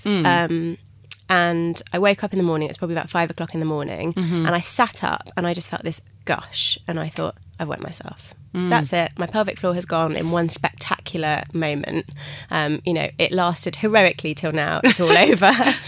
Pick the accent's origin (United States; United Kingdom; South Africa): United Kingdom; England; So I phoned the midwives at the hospital, and I was being very English, and I said, I've had a bit of a bleed.